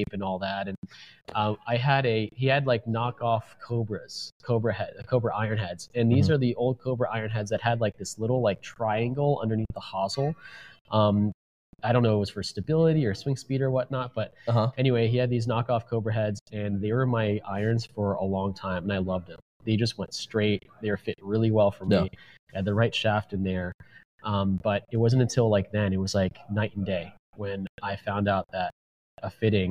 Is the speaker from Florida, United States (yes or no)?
yes; Oldsmar, Florida, United States; where I grew up in Oldsmar, Florida